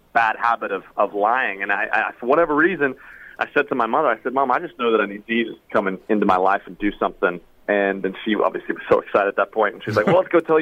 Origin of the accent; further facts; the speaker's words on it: Australia; now in Nashville, United States; I am originally from the land down under. I'm originally from Australia, and now we live in Nashville, Tennessee.